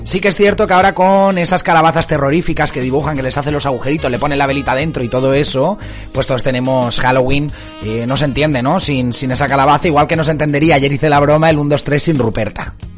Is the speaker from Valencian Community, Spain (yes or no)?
yes; Marina Alta, Valencian Community, Spain; mi tierra, de la Marina Alta